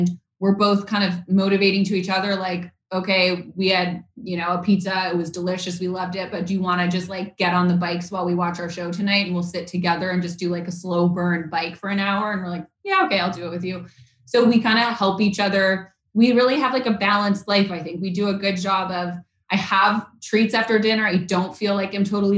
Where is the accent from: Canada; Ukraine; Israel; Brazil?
Canada; Vancouver, British Columbia; I grew up in Vancouver, Canada